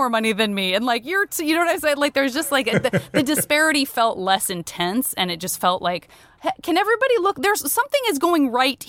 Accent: Tucson, Arizona, United States; I'm from Tucson. My city is like there.

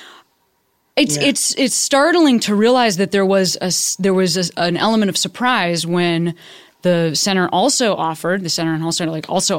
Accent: Chicago, Illinois, United States; moved away; I'm from Chicago originally

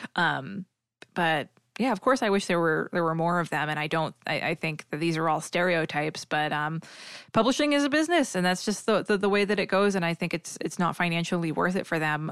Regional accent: New England / Massachusetts, United States; accent: New England; my New England accent

